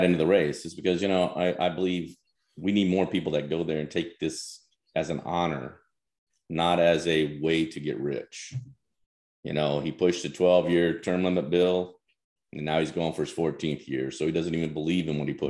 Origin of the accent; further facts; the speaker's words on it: Picayune, Mississippi, United States; moved away; also born or lived in Memphis, Tennessee / Seattle; I was born in Memphis, Tennessee, and I baptized and raised in Picayune, Mississippi.